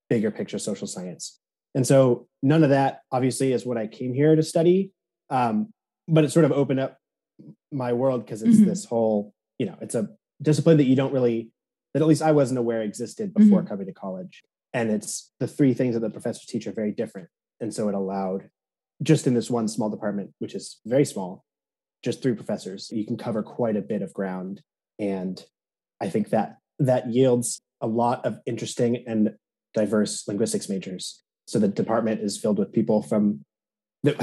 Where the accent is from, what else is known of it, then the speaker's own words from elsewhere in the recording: San Luis Obispo, California, United States; moved away; I am originally from San Luis Obispo, California